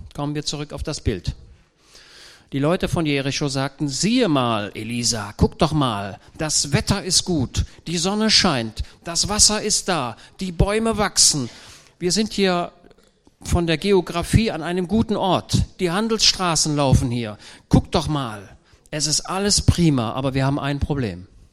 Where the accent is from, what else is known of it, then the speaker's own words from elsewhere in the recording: Germany; ich komme ja aus Deutschland